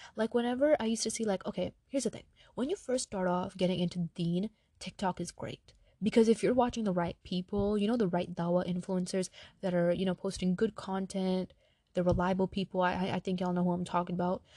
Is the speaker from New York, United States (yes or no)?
yes; New York, United States; I'm Pakistani, right? My family's from Pakistan. I was born in New York